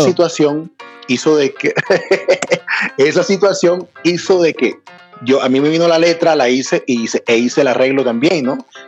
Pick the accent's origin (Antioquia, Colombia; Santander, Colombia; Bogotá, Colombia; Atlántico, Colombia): Atlántico, Colombia; Barranquilla; now in Bogotá, Colombia; yo soy de Barranquilla